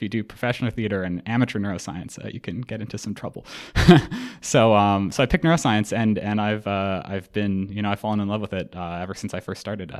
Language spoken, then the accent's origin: English; Edmonton, Alberta, Canada; moved away as an adult; now in Toronto, Canada; I was born in Edmonton.